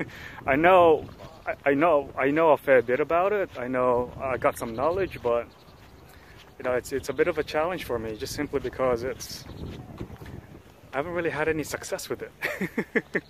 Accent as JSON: {"language": "English", "town": "Sydney", "region": "New South Wales", "country": "Australia", "tie": "born or raised there", "also_born_or_lived": "Philippines", "moved": "as an adult", "lives_now": "Namwon, South Korea", "said": "my parents were born and raised in the Philippines, but we migrated to Australia. Uh, you know, I arrived in Sydney about 12 years old, and I grew up there"}